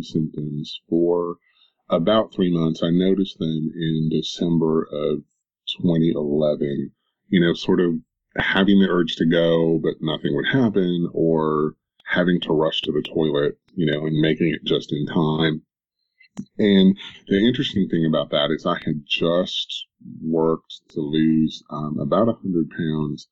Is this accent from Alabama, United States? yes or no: no; Knoxville, Tennessee, United States; born or raised there